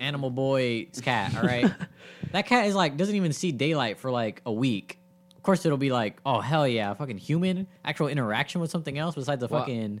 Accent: Texas, United States; we're from Texas

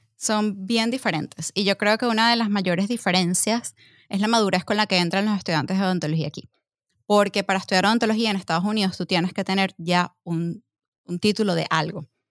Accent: Venezuela; moved away as an adult; mi país

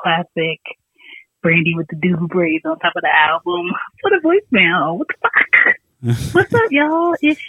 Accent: Philadelphia, Pennsylvania, United States; now in Atlanta, United States; Y'all are my main boys from Philly, okay? I'm also from Philly, West Philly 215.

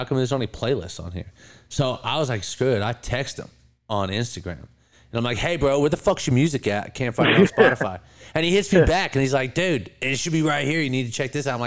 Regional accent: California, United States; moved away as an adult; now in Bristol, United States; I'm born and raised in California.

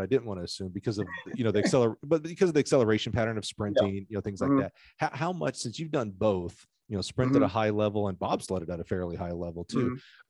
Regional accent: Alabama, United States; I grew up in Alabama.

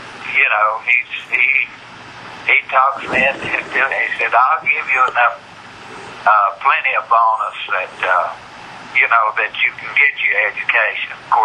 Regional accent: Spearsville, Louisiana, United States; where I was born and raised in Spearsville

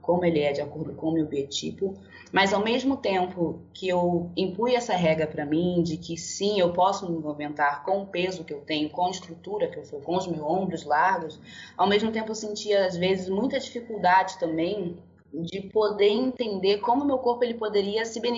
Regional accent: Angola; also born or lived in Brazil; now in São Paulo, Brazil; é, eu sou angolana e brasileira. Eu fui naturalizada no Rio de Janeiro, atualmente agora eu moro em São Paulo.

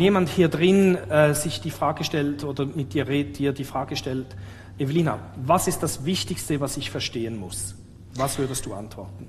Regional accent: Switzerland; ich vielleicht gar nicht wirklich Schweizer bin

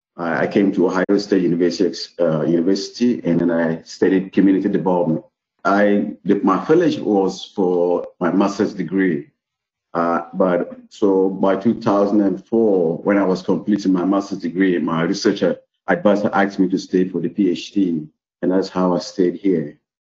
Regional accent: Peru; moved away as an adult; now in Finland; I'm from Peru

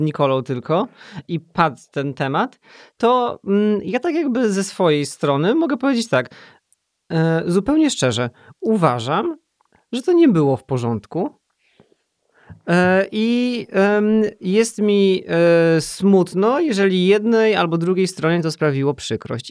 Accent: Poland; moved away as an adult; also born or lived in United Kingdom; tak jak bardzo, bardzo dużo ludzi w Polsce, jestem z małego miasta

